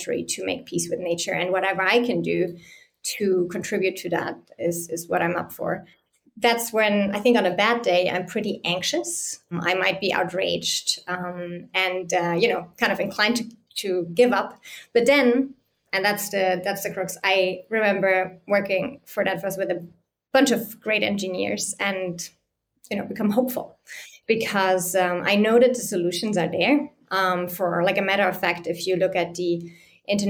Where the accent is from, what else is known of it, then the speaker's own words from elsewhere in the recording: Bavarian mountains, Germany; I grew up in the Bavarian mountains